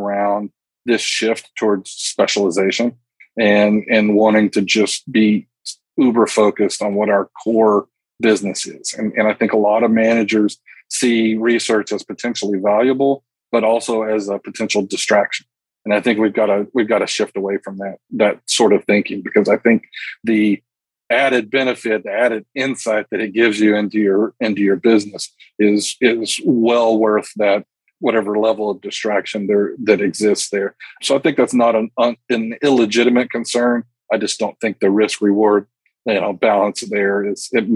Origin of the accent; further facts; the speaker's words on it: Texas Panhandle, United States; also born or lived in Russia; I grew up in the Texas Panhandle